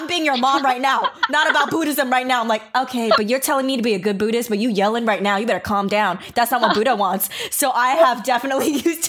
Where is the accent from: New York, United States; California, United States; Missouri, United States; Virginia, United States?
New York, United States; even not growing up in the Bible Belt area, but in New York even